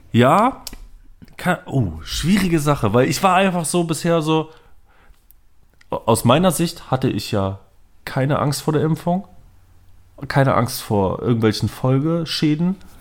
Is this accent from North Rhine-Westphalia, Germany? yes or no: yes; Düsseldorf, North Rhine-Westphalia, Germany; moved away; aus meiner Heimatstadt